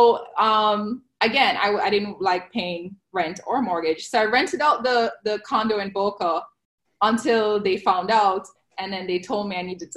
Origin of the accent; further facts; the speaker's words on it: Jamaica; now in Fort Lauderdale, United States; I am originally from Jamaica